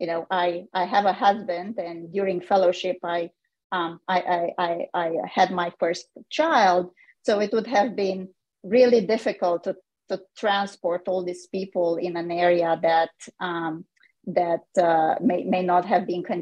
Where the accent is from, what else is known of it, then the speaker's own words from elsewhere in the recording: Romania; moved away as an adult; also born or lived in Canada; now in United States; I was born in Romania. I did medical school training there